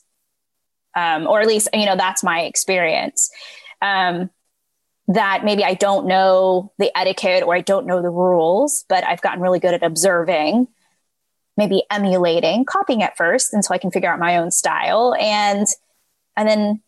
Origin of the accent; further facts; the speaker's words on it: California, United States; moved away; also born or lived in Texas; I grew up in California before moving to Texas.